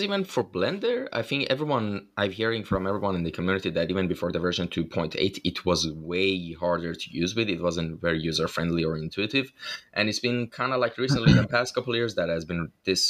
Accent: Iran; my home country, Iran.

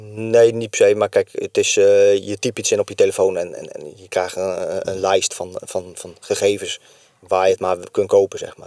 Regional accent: Barneveld, Gelderland, Netherlands; moved away as an adult; now in Kesteren, Netherlands; Ik kom uit Barneveld. Ik ben, mijn vrouw komt uit Kesteren, dus zodoende ben ik hier in de regio terechtgekomen

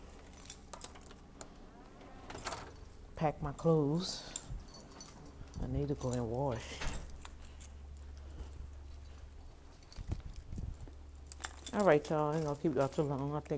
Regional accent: New Orleans, Louisiana, United States; New Orleans, right from my hometown

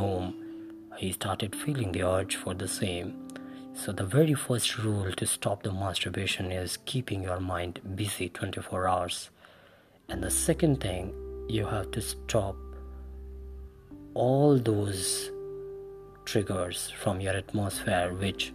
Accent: India; I'm from India

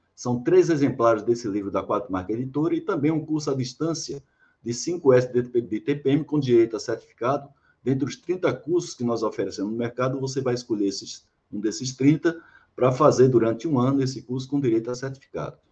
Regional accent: interior of Paraíba, Brazil; moved away as an adult; also born or lived in Salvador, Bahia; Eu sou de, da Paraíba, né, do interior da Paraíba. E cheguei aqui em 87 para trabalhar aqui no Polo Petroquímico

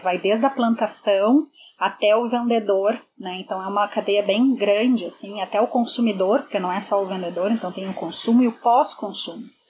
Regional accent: Porto Alegre, Rio Grande do Sul, Brazil; moved away as an adult; now in Toronto, Canada; sou de Porto Alegre, mas sempre trabalhei na área de moda

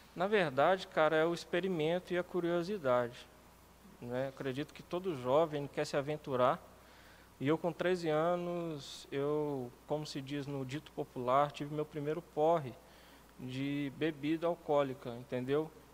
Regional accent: Lagoa Santa, Minas Gerais, Brazil; also born or lived in Vespasiano; sou morador de Lagoa Santa desde que eu me entendo por gente. Na verdade, eu morava em Vespasiano, vim para cá com um ano de idade

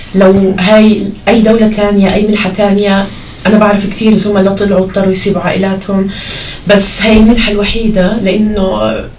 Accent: Gaza, Gaza Strip, Palestine; moved away as an adult; now in United States; أنا لإني من غزة من فلسطين

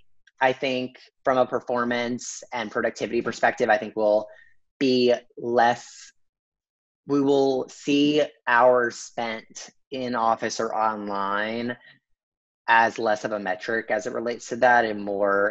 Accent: the South, United States; I grew up in the South

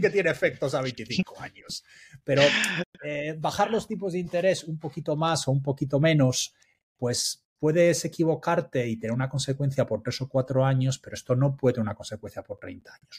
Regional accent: Spain; como decimos en España

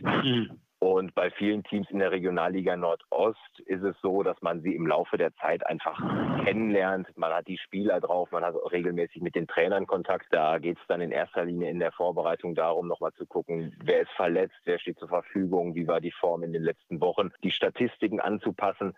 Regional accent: near Dortmund, North Rhine-Westphalia, Germany; ich bin in der Nähe von Dortmund groß geworden

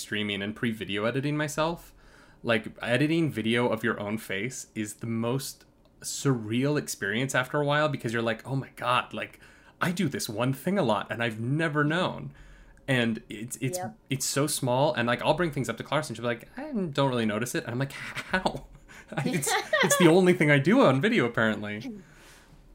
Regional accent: New York, United States; I'm from New York

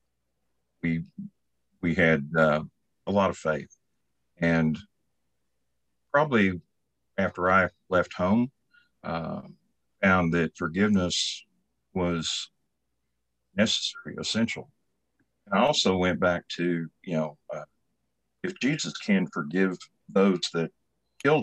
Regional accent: Oklahoma City, Oklahoma, United States; moved away as an adult; also born or lived in Lawton, Oklahoma / Bartlesville, Oklahoma / San Antonio, Texas; now in Oklahoma, United States; I was born in 1953 in Oklahoma City

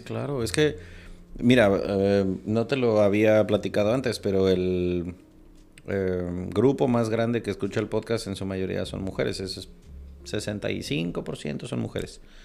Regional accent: Mexico; Aquí a los niños desde los tres años les damos dulces que pican.

